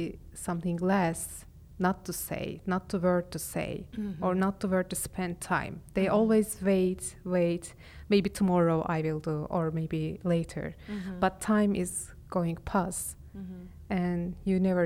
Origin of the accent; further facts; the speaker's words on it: Istanbul, Turkey; accent: Istanbul Turkish; English is a second language; I am from Istanbul. And I am speaking Istanbul Turkish.